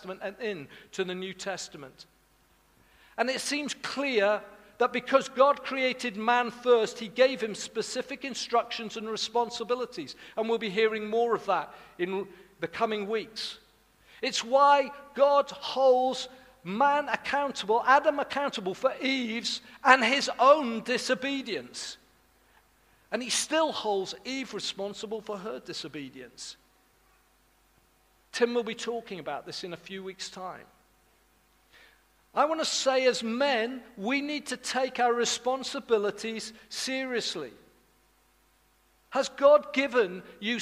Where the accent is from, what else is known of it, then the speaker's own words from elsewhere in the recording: Wales, United Kingdom; I'm from Wales.